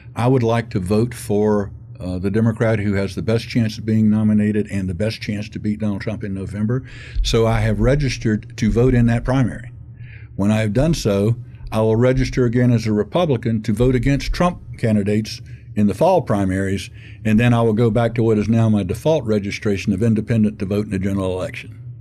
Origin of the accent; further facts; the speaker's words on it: Gainesville, Florida, United States; I grew up in Gainesville, and I graduated from Gainesville High School